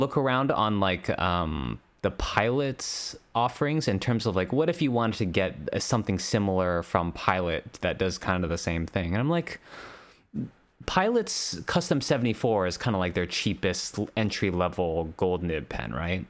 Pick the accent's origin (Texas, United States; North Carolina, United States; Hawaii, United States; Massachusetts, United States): Hawaii, United States; I'm from Hawaii